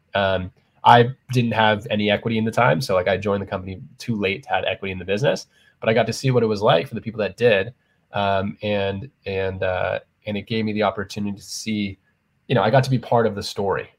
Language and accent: English; San Diego, California, United States; moved away as an adult; also born or lived in Arizona; now in New York City, United States; I was from San Diego originally